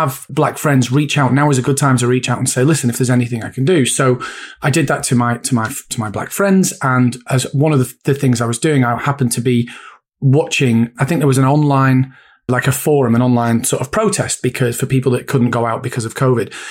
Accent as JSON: {"language": "English", "town": "Bury", "region": "North West England", "country": "United Kingdom", "tie": "born or raised there", "also_born_or_lived": "Bolton", "said": "I grew up in Bury, went to school in Bolton"}